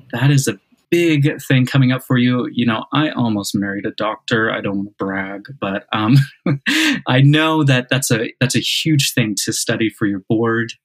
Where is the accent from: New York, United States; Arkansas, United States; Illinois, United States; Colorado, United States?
Illinois, United States; I'm from Illinois.